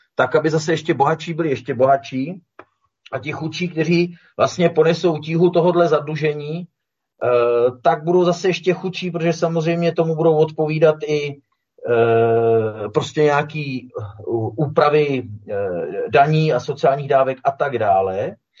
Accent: Czechia; my jsme Češi

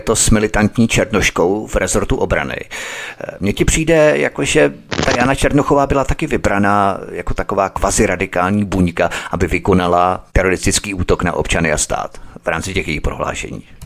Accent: Czechia; My jako Češi

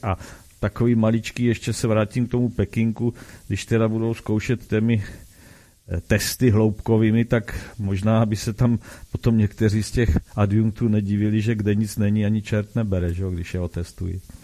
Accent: Brno, South Moravian Region, Czechia; u nás v Brně

